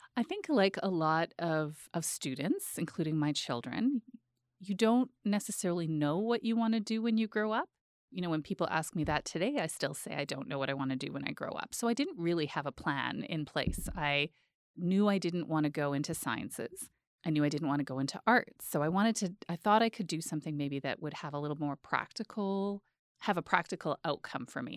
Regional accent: Edmonton, Alberta, Canada; born or raised there; moved away as an adult; also born or lived in Peace River / Calgary / Ottawa

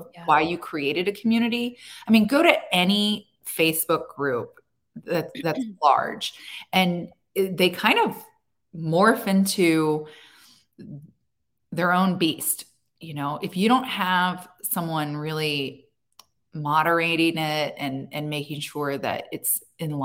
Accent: Annapolis, Maryland, United States; I built my roots in my hometown. I built a name for myself here

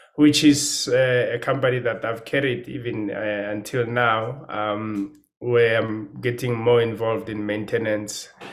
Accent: Pretoria, Gauteng, South Africa; moved away as an adult; now in Johannesburg, South Africa; I grew up in Pretoria.

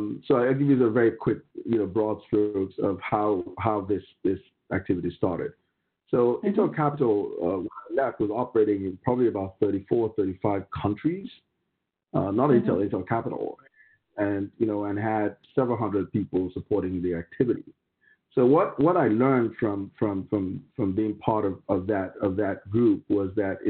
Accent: Nigeria; moved away as an adult; also born or lived in Pennsylvania, United States; I was raised in Nigeria, graduated as a lawyer, started out my career as an oil and gas lawyer as well as a corporate lawyer

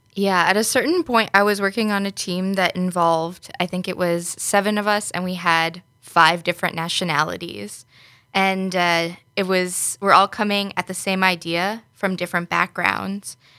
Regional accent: New York, United States; moved away as an adult; now in Netherlands; originally from New York in the U S

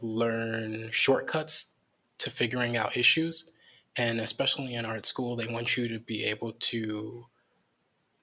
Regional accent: Crown Point, Indiana, United States; moved away; also born or lived in Merrillville, Indiana; I grew up in Northwest Indiana, maybe like an hour outside of Chicago

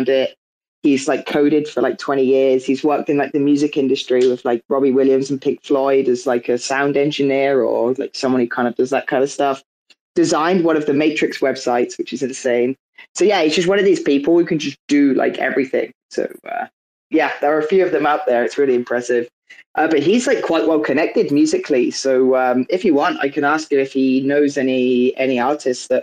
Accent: United Kingdom; traveling back to the UK, but not to my hometown

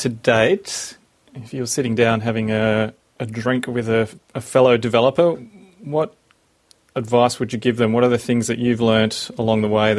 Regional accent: Brisbane, Queensland, Australia; now in Melbourne, Australia; because I'm from Brisbane originally, my family still lives there

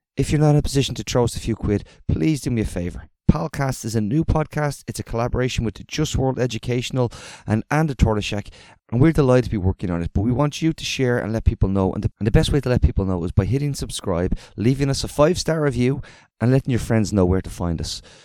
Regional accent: Nuseirat refugee camp, Gaza Strip, Palestine; moved away as an adult; now in Istanbul, Turkey; I am a Palestinian from Gaza, and I grew up in Nusayrat refugee camp

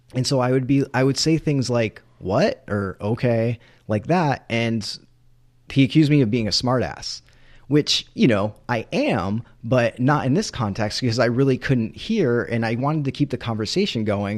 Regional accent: New England, United States; growing up in New England

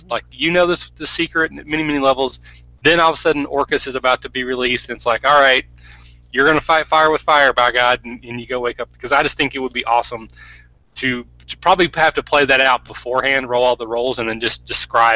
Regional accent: Kentucky, United States; I'm a hick from Kentucky

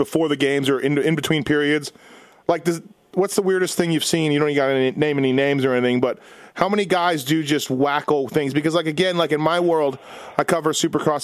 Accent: Winnipeg, Manitoba, Canada; I'm from Winnipeg

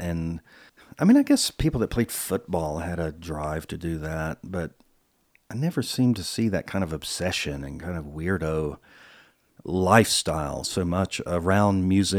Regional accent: the South, United States; moved away as an adult; I had moved to California, LA, in the early 80s, and …, because I'm from the South, but when I was, you know, in the 70s, there was this Southern rock thing.

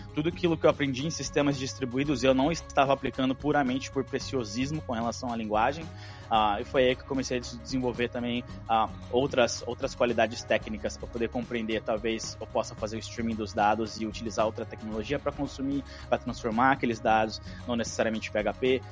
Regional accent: Brazil; first language Portuguese; moved away as an adult; also born or lived in Canada; now in Ottawa, Canada; como bom brasileiro, eu demorei para aplicar para minha cidadania

